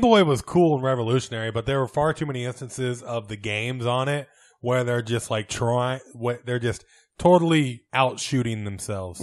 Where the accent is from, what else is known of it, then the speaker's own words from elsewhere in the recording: United States; growing up in America